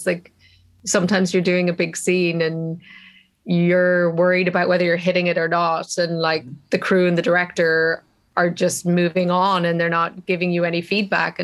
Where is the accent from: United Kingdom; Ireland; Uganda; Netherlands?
Ireland; as an Irish person, you know, the tragedy of what happened in my country